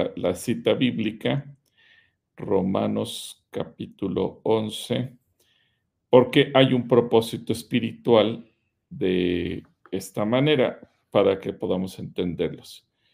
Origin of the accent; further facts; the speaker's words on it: Mexico; en México